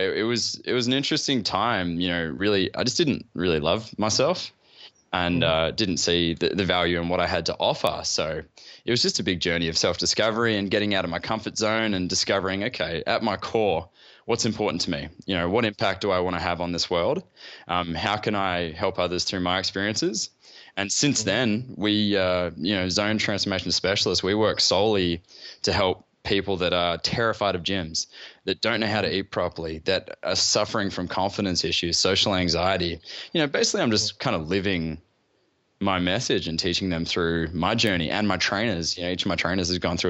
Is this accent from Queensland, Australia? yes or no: yes; Gold Coast, Queensland, Australia; I grew up on the Gold Coast in Australia.